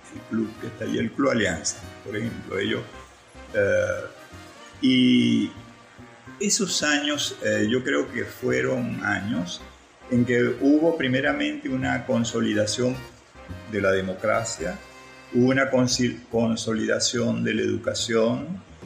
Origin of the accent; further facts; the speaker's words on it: Maracaibo, Zulia, Venezuela; nací donde nací, que fue en Vallefríos